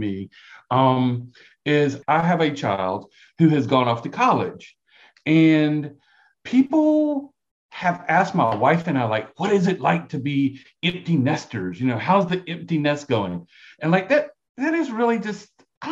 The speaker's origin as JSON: {"language": "English", "region": "South Carolina", "country": "United States", "accent": "brogue", "said": "you might be able to tell from my accent. Like we call it a brogue down here. Brogue. But I am from a brogue, you know? So I am from South Carolina"}